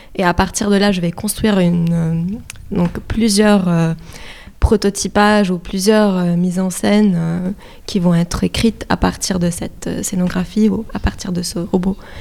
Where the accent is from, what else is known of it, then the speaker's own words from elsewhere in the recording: Lebanon; moved away; je suis libanaise d'origine, donc je viens aussi d'un pays qui a vécu beaucoup de, de, guerres